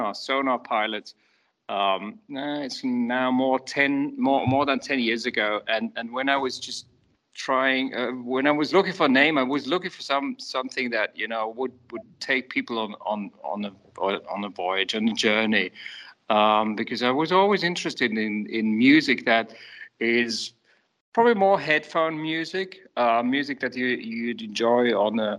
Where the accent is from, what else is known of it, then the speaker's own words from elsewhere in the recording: Switzerland; I grew up in Switzerland